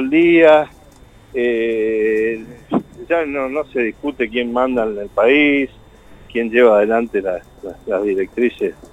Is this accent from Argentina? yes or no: yes; Santa Fe, Argentina; nosotros no, no, tenemos como santafesinos la costumbre de, estar tan atrás